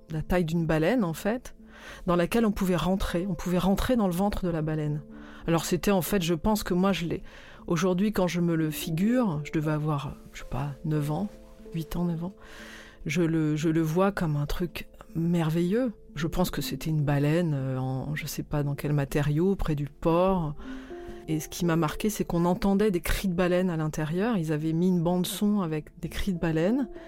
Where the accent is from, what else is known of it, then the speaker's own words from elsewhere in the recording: Toulon, Provence-Alpes-Côte d'Azur, France; also born or lived in Albi; je suis née à Albi, dans le Tarn, mais il y a eu toute une période de, dans l'enfance où on a vécu euh, à Toulon.